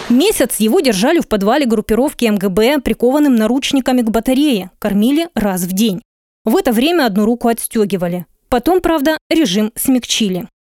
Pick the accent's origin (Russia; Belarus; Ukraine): Ukraine; Luhansk, Luhansk Oblast; now in Kyiv, Ukraine